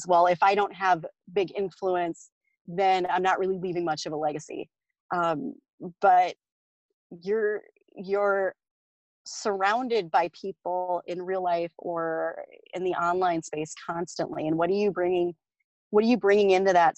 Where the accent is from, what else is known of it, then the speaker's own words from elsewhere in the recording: South Dakota, United States; I grew up in South Dakota